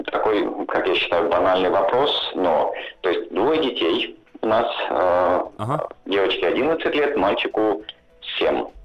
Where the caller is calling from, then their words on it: Helsinki, Uusimaa, Finland; Хотя я сейчас я говорю да. из Хельсинки